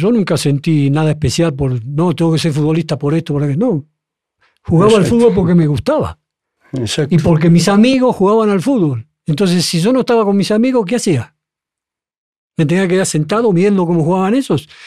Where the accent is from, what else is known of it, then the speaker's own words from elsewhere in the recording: Argentina; No, yo de niño jugué en Huracán. Después, más grande, ya de más grande, siempre un 2, 3 años en Huracán.